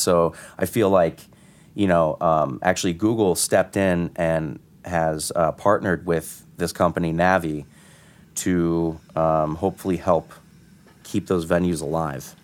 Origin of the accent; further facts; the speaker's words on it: Connecticut, United States; moved away as an adult; now in New York, United States; I'm from Connecticut. I'm not from here